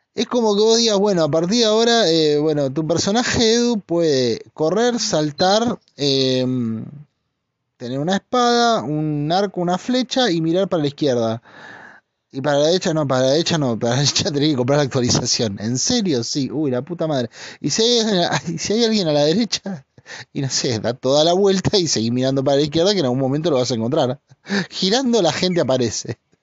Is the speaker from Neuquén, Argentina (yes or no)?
no; La Plata, Buenos Aires Province, Argentina; moved away; yo cuando era pibe en La Plata